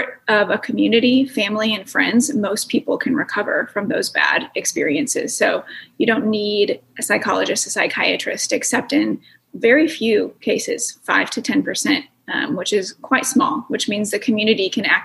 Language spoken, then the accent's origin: English; United States; I'm from the United States